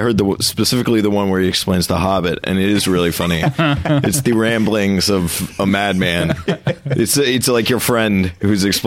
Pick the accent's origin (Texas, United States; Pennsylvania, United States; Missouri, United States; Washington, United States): Texas, United States; Jersey Village; moved away as an adult; also born or lived in New York; I grew up in a little town outside of Houston called Jersey Village